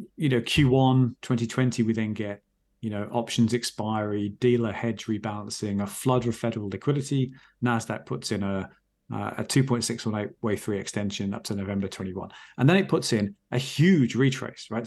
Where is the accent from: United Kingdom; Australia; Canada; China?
United Kingdom; England